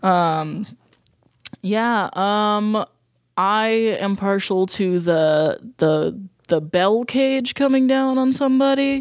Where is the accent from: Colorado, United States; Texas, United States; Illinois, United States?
Colorado, United States; moved away; also born or lived in New Jersey / Ohio; mostly in Colorado